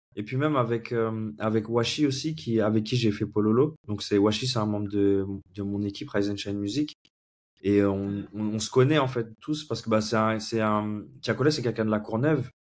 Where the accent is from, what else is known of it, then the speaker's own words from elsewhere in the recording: Comoros; also born or lived in Senegal; now in Paris, France; je vis actuellement à Paris et je suis originaire des Comores. j'ai grandi un petit peu là-bas, j'ai vécu un peu au Sénégal